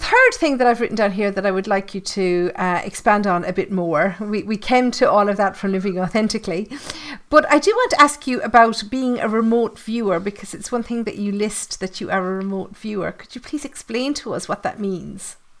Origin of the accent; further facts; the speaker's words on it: Ireland; I'm Irish. I live in the Irish countryside